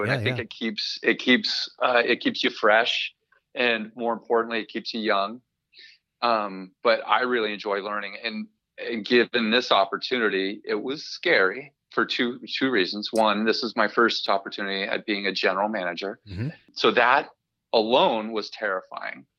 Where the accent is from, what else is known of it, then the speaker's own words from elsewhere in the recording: Southern California, United States; moved away as an adult; also born or lived in Sidney, New York; now in Fremont, United States; I grew up in Southern California